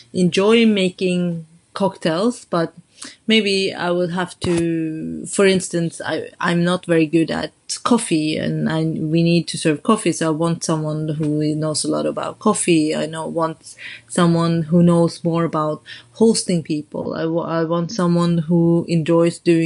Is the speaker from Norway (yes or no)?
yes; Oslo, Norway; moved away as an adult; now in London, United Kingdom; I grew up in Norway